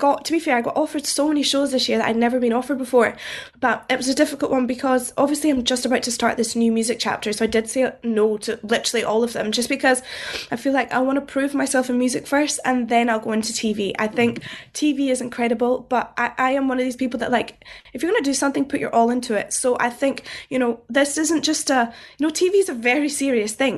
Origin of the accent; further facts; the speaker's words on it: Scotland, United Kingdom; I'm Scottish